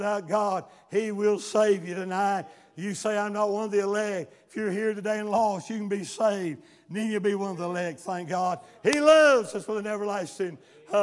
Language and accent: English; United States; I was born in America